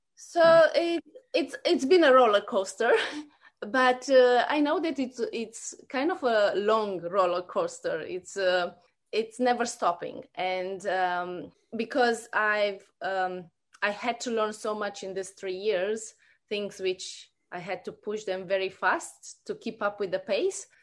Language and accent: English; Romania; moved away as an adult; also born or lived in New Zealand / Australia; now in Brisbane, Australia; I grew up in Romania and, uh, we immigrated in New Zealand about fifteen years ago.